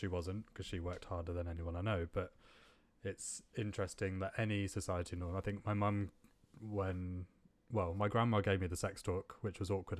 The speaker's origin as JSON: {"language": "English", "town": "Vadodara", "region": "Gujarat", "country": "India", "tie": "born or raised there", "also_born_or_lived": "Bristol, United Kingdom / Northwest London, United Kingdom", "moved": "yes", "lives_now": "United Kingdom", "said": "So I was obviously born and raised in India."}